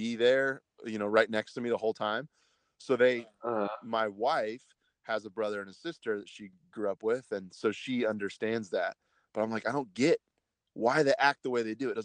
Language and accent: English; Kansas, United States; moved away; also born or lived in Los Angeles, California; I'm from a place called Kansas in the U.S., right in the middle of the country. I moved out to California when I was younger